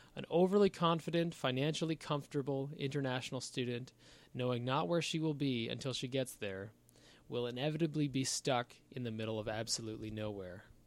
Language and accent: English; Canada